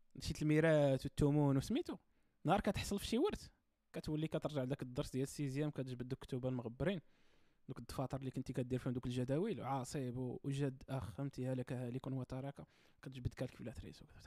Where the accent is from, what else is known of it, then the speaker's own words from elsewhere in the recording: Morocco; انا في التيران كمغربي